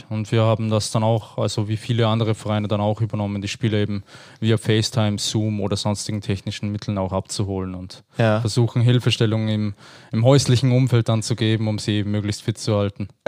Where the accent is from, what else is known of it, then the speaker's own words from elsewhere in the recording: Austria; als so, Österreicher.